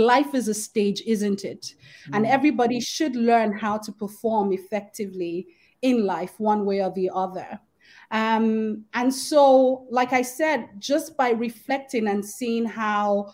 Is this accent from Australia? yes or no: no; Lagos, Nigeria; I grew up in Festac Town in Lagos State